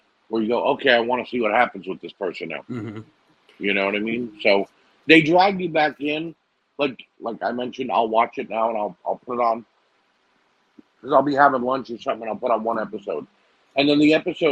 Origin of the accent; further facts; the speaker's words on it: New Jersey, United States; I am from New Jersey. I am from North Jersey